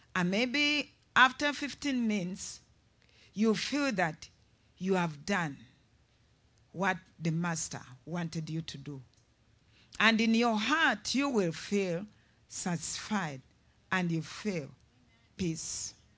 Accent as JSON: {"language": "English", "country": "Uganda", "said": "I'm from Uganda"}